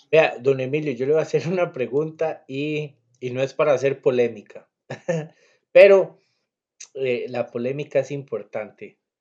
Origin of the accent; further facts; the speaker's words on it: Cartago, Costa Rica; yo que soy de Cartago